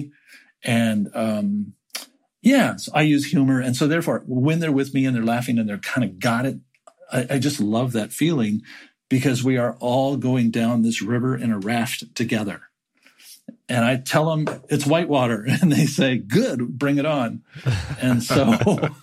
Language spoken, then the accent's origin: English; Southern California, United States; moved away; I am from Southern California. That's where I grew up.